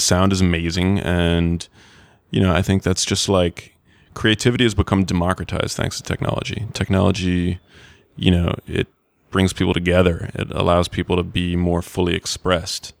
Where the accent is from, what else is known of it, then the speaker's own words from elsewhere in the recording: New York, United States; I grew up in New York, and when I went to high school